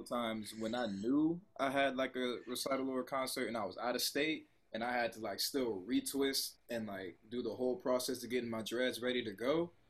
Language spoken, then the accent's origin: English; Columbia, South Carolina, United States; moved away as an adult; also born or lived in Texas / Pittsburgh; I come from Columbia, South Carolina